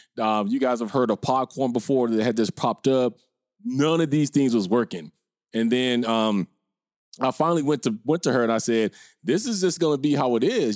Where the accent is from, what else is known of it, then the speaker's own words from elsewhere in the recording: Minnesota, United States; moved away as an adult; I can't even pretend to be a Minnesota bro no more 'cause I've been out here about twenty years